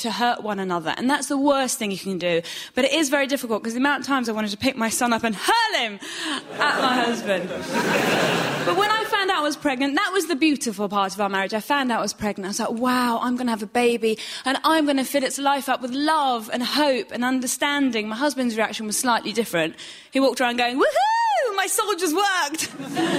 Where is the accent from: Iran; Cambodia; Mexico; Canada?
Iran; now in United Kingdom; I'm from Iran and my husband's from Nottingham.